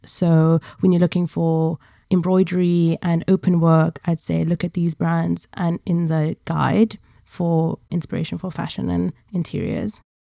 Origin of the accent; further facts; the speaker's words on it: Cape Town, Western Cape, South Africa; now in London, United Kingdom; my hometown, Cape Town.